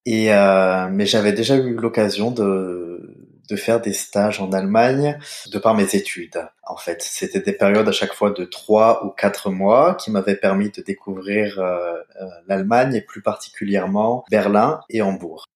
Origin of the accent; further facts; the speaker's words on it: Saint-Étienne, Auvergne-Rhône-Alpes, France; moved away as an adult; also born or lived in Hamburg, Germany; now in Erfurt, Germany; La ville dans laquelle j'ai grandi, donc Saint-Étienne, en France